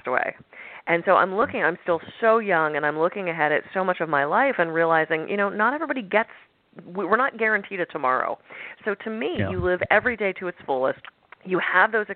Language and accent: English; Pittsburgh, Pennsylvania, United States; I was born in Pittsburgh, go Steelers